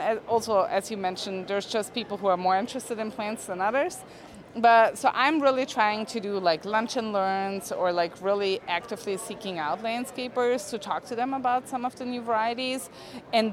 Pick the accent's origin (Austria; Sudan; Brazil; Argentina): Austria; moved away as an adult; now in United States; So I'm from Austria. I grew up there. I moved to the States like 7 years ago.